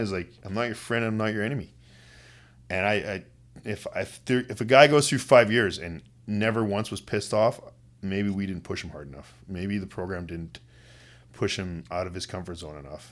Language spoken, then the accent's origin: English; West Kootenays, British Columbia, Canada; now in Kamloops, Canada; I grew up in the West Kootenays.